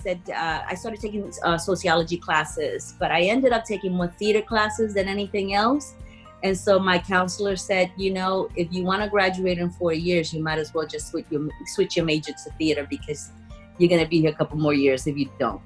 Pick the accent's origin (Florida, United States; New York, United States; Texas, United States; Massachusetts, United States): New York, United States; New York City; also born or lived in Puerto Rico; I was born in Puerto Rico. I grew up in the Bronx, in Castle Hill Projects